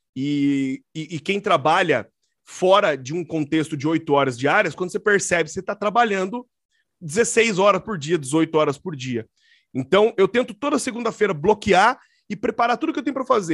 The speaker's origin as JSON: {"language": "Portuguese", "town": "Curitiba", "region": "Paraná", "country": "Brazil", "said": "sou aqui de Curitiba"}